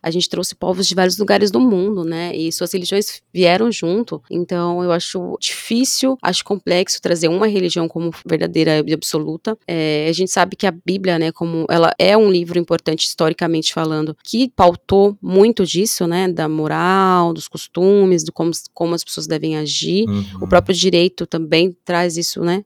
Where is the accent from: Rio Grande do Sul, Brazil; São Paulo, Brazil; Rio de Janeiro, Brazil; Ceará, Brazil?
São Paulo, Brazil; paulistana, nascida e criada em São Paulo